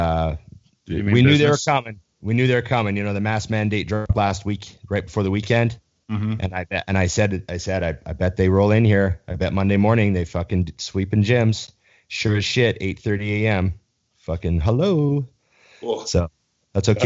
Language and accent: English; Canada; I'm Canadian